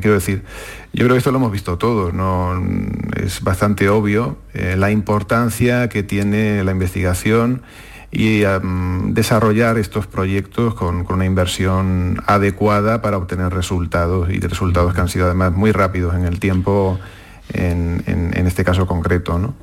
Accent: Córdoba, Andalusia, Spain; also born or lived in Seville; nací en Sevilla, pero bueno, pues, eh, estudié en Córdoba y bueno, pasé toda la adolescencia allí

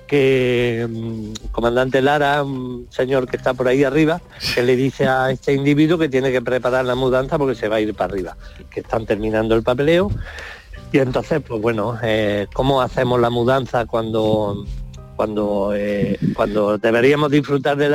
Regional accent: Marmolejo, Andalusia, Spain; tengo la costumbre de estrenarlo por, por mi tierra siempre, que la gente se va a Madrid, a eh, Barcelona, estreno. Pues yo este, este espectáculo lo estrené en Marmolejo

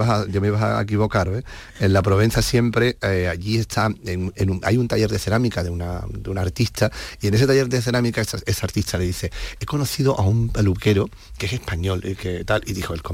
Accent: Andalusia, Spain; claro, por los dos somos de Cádiz.

